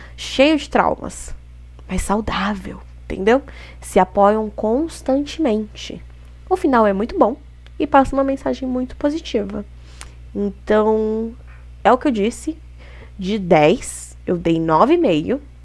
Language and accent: Portuguese; Brazil; a gente, sendo brazuca